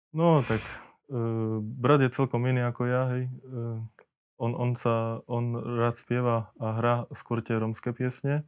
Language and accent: Slovak; Markovce, Košice Region, Slovakia; Takže ja pochádzam z dediny Markovce. E, svoje detstvo som prežil v tej dedine, E, tam som sa narodil